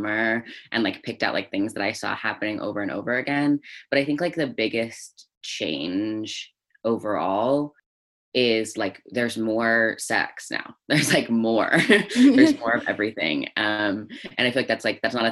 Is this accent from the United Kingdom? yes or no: no; Northern Alberta, Canada; moved away; I grew up mostly in Northern Alberta in Canada